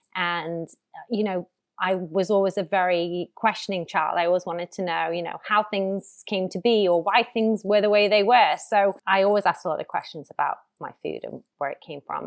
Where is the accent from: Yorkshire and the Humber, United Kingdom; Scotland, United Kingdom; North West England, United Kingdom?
North West England, United Kingdom; Ormskirk; I grew up in Lancashire on the edge of Merseyside. So, the closest big city is Liverpool, about 30 minutes away. But yeah, in a, in a, in a small market village called Ormskirk